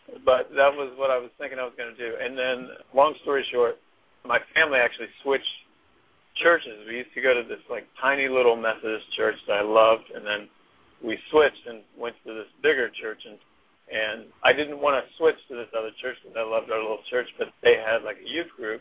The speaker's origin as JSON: {"language": "English", "town": "Anderson", "region": "Indiana", "country": "United States", "tie": "born or raised there", "said": "I was born in Indianapolis, Indiana. But I actually grew up just up the road in Anderson, Indiana"}